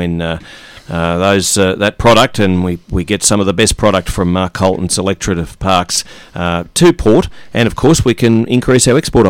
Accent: Wagga Wagga, New South Wales, Australia; I come from Wagga Wagga, so that's great.

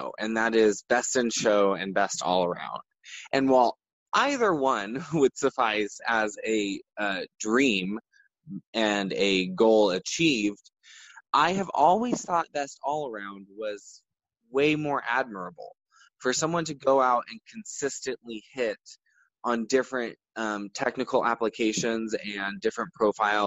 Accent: Bakersfield, California, United States; also born or lived in San Francisco; I was born and raised in Central California

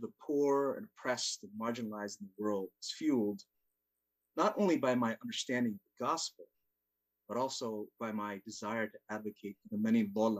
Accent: Umatilla, Oregon, United States; also born or lived in Bronx, New York; We moved from the Bronx, New York, picture on the left, to Umatilla, Oregon, population 750 people.

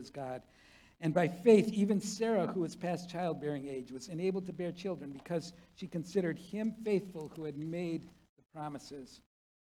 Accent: South Korea; now in United States; I was born in Korea. I was a foreigner from the moment of my birth

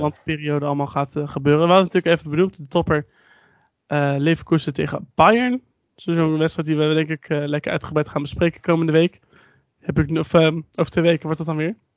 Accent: Netherlands; ons als Nederlanders

